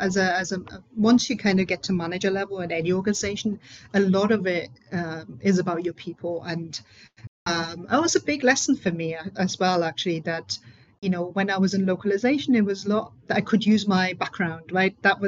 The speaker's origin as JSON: {"language": "English", "country": "Germany", "second_language": "English", "moved": "as an adult", "lives_now": "United Kingdom", "said": "So I'm originally from Germany, and I moved to the UK."}